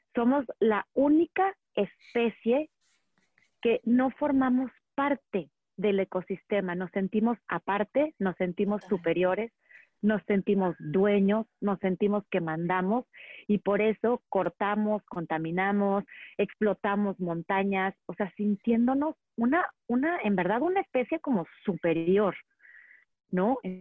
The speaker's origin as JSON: {"language": "Spanish", "town": "Monterrey", "region": "Nuevo León", "country": "Mexico", "tie": "born or raised there", "also_born_or_lived": "Valle de Bravo", "moved": "as an adult", "lives_now": "Metepec, Mexico", "said": "yo crecí en Monterrey"}